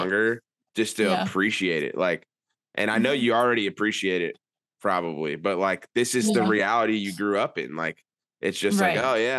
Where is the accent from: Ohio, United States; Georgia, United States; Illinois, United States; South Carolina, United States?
Georgia, United States; Atlanta; me and Brennan growing up in Atlanta